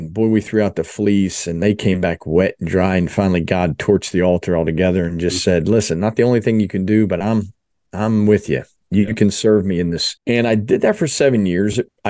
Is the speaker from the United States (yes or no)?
yes; New Jersey, United States; moved away as an adult; also born or lived in Philadelphia / Dallas; I was born in Philadelphia, grew up in South Jersey, but finished my undergrad and went to the Dallas area, which is a great place for an Eagles fan to be. Dallas, was there for 11 years